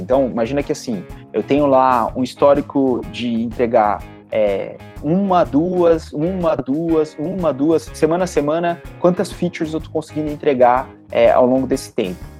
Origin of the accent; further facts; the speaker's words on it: Bauru, São Paulo, Brazil; eu sou eu sou de Bauru, né? Sou filho da Unesp lá de Bauru